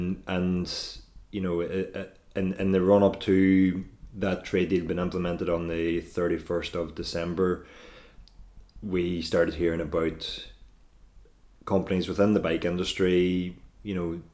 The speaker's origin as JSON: {"language": "English", "country": "Ireland", "tie": "born or raised there", "moved": "yes", "lives_now": "Northern Ireland, United Kingdom", "said": "So I live in Northern Ireland. I'm from the Republic of Ireland originally. And both, you know, where I grew up and where I live now are both within a stone throw of the Irish, Northern Irish border"}